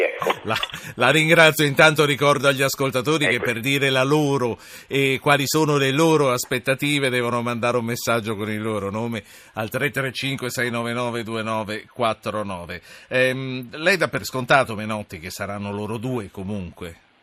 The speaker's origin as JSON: {"language": "Italian", "town": "Carpi", "region": "Emilia-Romagna", "country": "Italy", "moved": "yes", "lives_now": "Rome, Italy", "said": "io lo sono, ma abito a Roma"}